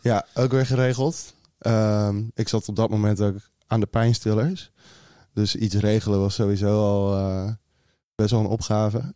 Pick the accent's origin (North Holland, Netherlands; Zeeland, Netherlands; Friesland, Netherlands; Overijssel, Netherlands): Zeeland, Netherlands; Goes; moved away; Ik ben opgegroeid in Goes, Zeeland